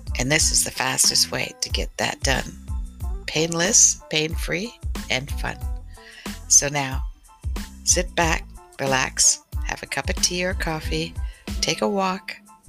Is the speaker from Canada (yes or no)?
yes; Canada; I'm Canadian.